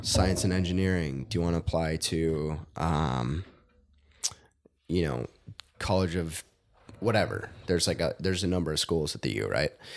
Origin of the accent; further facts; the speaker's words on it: Rosemount, Minnesota, United States; I grew up in Rosemount, which is half hour south of here.